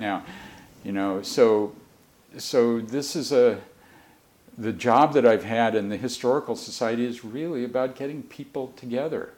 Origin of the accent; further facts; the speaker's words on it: Mercer Island, Washington, United States; I grew up on Mercer Island